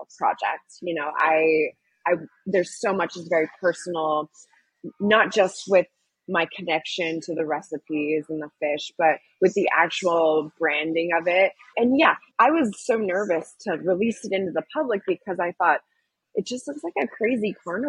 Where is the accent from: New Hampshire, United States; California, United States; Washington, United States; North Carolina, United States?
California, United States; San Diego; moved away as an adult; also born or lived in San Francisco; I'm from San Diego area